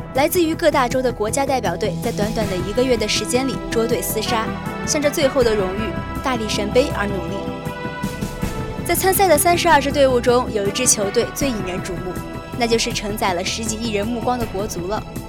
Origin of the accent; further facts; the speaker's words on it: the North, northern China, China; moved away; 在我的老家